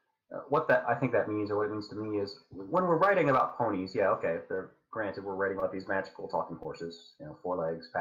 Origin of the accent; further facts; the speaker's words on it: United States; I'm an American